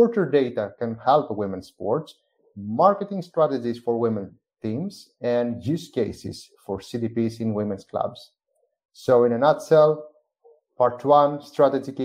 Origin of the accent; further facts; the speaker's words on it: Athens, Attica, Greece; I'm originally from Athens, Greece